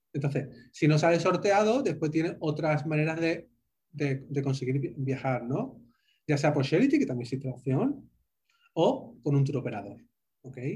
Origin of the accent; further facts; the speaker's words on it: Spain; accent: Spanish; moved away as an adult; also born or lived in Santa Cruz de la Sierra, Bolivia / Bogotá, Colombia; now in Miami, United States; mi acento sabréis que soy, soy español